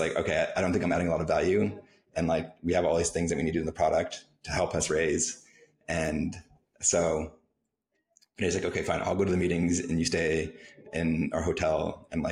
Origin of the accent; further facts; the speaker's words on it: Canada; moved away; also born or lived in San Francisco / Cancun; I'm a Canadian